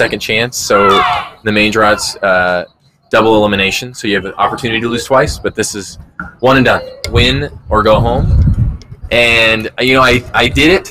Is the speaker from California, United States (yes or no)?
yes; San Clemente, California, United States; also born or lived in Mission Viejo, California; I'm from San Clemente, and so I lived there for a long time